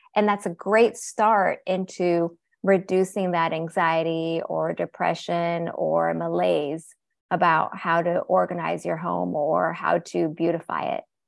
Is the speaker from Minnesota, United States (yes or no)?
no; Seattle, Washington, United States; I was born here, born and raised in Seattle, Washington